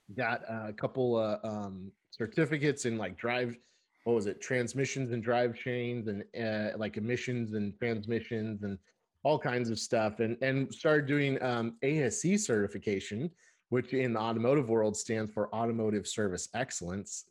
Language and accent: English; Burbank, California, United States; moved away as an adult; also born or lived in San Francisco, United States; now in Seattle, United States; I was born and raised in Burbank, California